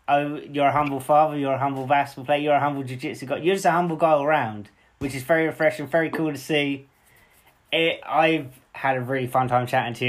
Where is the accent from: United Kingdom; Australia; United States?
United Kingdom; growing up and seeing, as a British kid